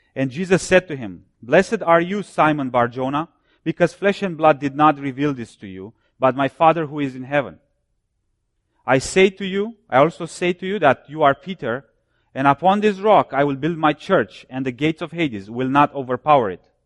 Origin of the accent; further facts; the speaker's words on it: Romania; now in United States; I was born and I grew up behind the Iron Curtain. I'm from Romania.